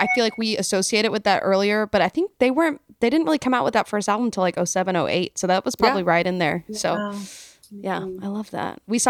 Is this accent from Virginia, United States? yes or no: no; Fort Worth, Texas, United States; moved away as an adult; also born or lived in Nashville, Tennessee; Yeah. Well, it's so fun living here now. I was in Nashville for almost 8 years and we grew up in Fort Worth, Texas